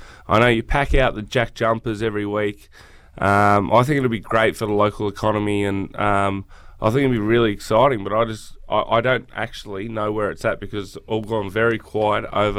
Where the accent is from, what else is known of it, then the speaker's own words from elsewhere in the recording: Wangaratta, Victoria, Australia; moved away; my hometown, Wangaratta.